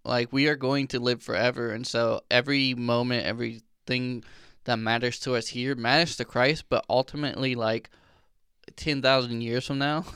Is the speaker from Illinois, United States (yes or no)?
yes; Illinois, United States; I grew up in Illinois